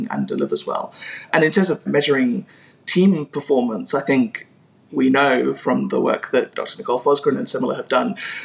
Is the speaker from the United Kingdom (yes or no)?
no; South Africa; I grew up in South Africa